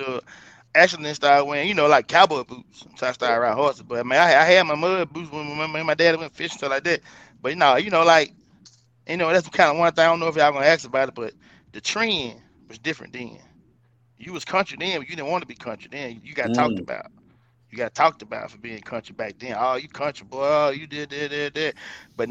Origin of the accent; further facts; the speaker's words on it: Coldwater, United States; I was raised in Coldwater, but yet I spent just as much time in the country as well